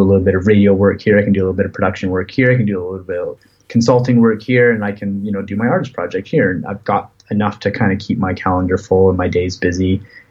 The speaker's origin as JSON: {"language": "English", "country": "Canada", "said": "as a Canadian artist"}